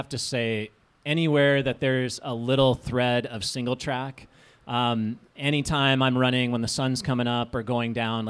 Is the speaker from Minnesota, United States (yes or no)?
yes; Minnesota, United States; I grew up in Minnesota